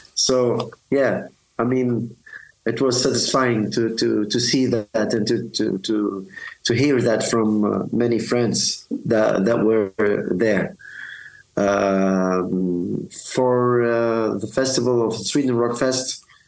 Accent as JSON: {"language": "English", "country": "Tunisia", "tie": "born or raised there", "said": "here in my hometown, Susan, Tunis"}